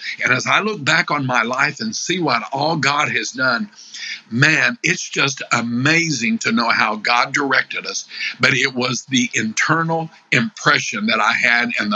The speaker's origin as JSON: {"language": "English", "region": "Illinois", "country": "United States", "said": "I'm from Illinois"}